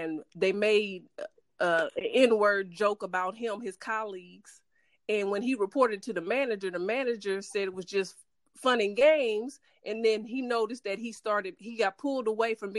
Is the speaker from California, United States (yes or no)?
yes; San Francisco, California, United States; now in Dallas, United States; I was born in San Francisco